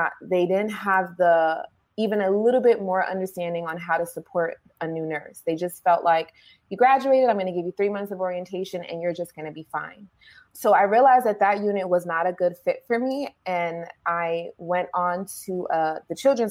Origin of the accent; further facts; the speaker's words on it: New York City, New York, United States; I started in New York, in the Bronx, in my hometown, at a children's hospital